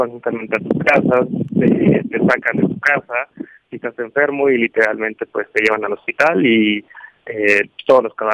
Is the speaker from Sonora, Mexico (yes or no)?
no; Mazatlán, Sinaloa, Mexico; Mazatlán, Sinaloa.